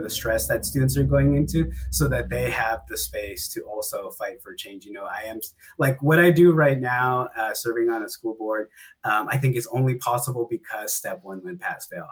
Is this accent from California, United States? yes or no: yes; Antioch, California, United States; my hometown of Antioch, California